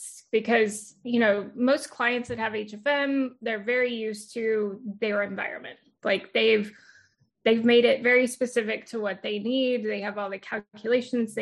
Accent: Houston, Texas, United States; I was born and raised in Houston, well, outside of Houston, the Houston area

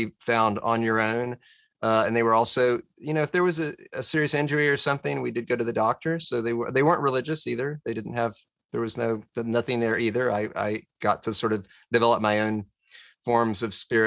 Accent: Tennessee, United States; also born or lived in Washington, D.C.; my granddad just happened to get some land in Tennessee and my mom and dad were decided they wanted to try to farm on it

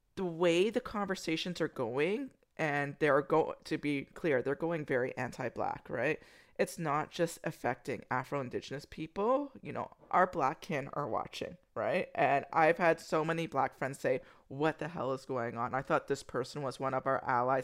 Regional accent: United States; moved away; I'm American

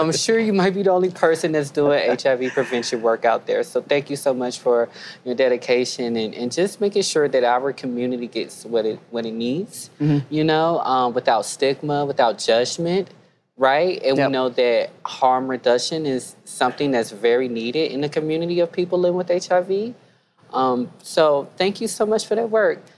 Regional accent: the Carolinas, United States; I'm from the South too. I'm from mm. the Carolinas

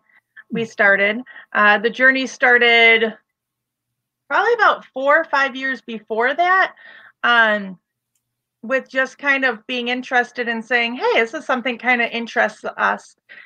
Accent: Waukegan, Illinois, United States; also born or lived in Wadsworth; I'm originally from Wadsworth and Waukegan. That's where I spent my elementary school and high school years and post-high school.

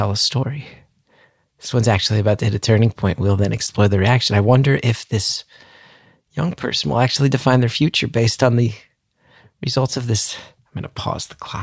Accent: New Jersey, United States; I'm from North Jersey

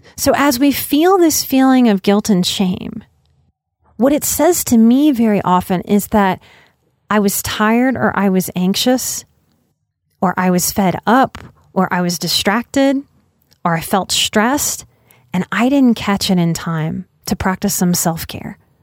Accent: Louisiana, United States; I'm from Louisiana

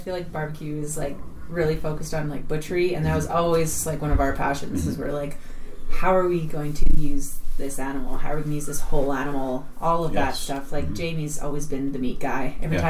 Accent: Okotoks, Alberta, Canada; also born or lived in Ireland; I'm from the Okotoks area.

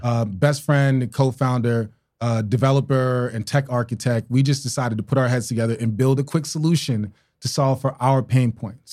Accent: New York City, New York, United States; also born or lived in Tulsa, Oklahoma; I'm from Brooklyn, New York

